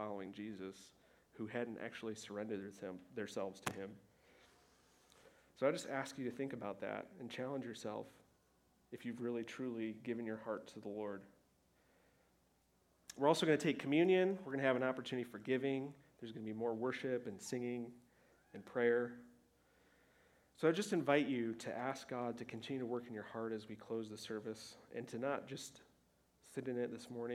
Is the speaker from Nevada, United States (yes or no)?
no; Michigan, United States; moved away; I was back home in Michigan with my family